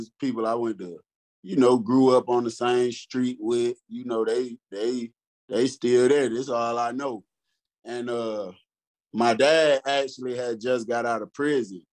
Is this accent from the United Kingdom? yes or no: no; Detroit, Michigan, United States; moved away; also born or lived in Georgia; I'm from Detroit, Michigan